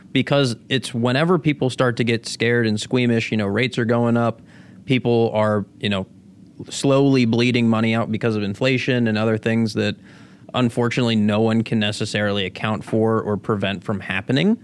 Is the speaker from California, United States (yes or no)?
no; Pittsburgh, Pennsylvania, United States; born or raised there; also born or lived in Venezuela / Florida